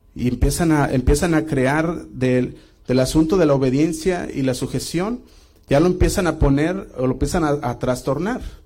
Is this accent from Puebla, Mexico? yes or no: no; Guadalajara, Jalisco, Mexico; yo crecí en Casa Oración Guadalajara